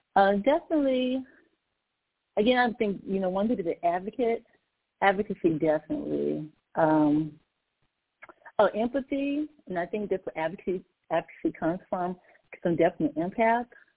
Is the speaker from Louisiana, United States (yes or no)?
yes; Natchitoches, Louisiana, United States; now in Maryland, United States; I'm a native of Natchitoches, Louisiana.